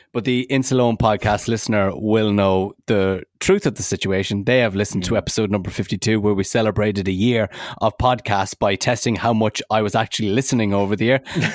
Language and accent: English; Poland; English is a second language; The first one that comes to my mind is Poland, my home country and a country of my diagnosis.